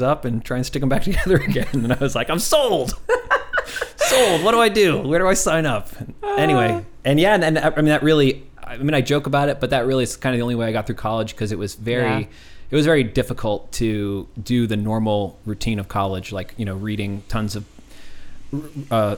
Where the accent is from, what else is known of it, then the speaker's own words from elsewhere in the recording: Philadelphia, Pennsylvania, United States; now in Austin, United States; born and raised